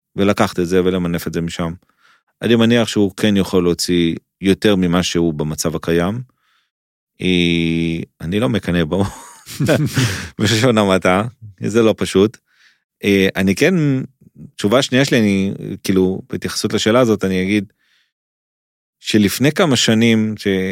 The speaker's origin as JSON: {"language": "Hebrew", "country": "Israel", "said": "אני ישראלי"}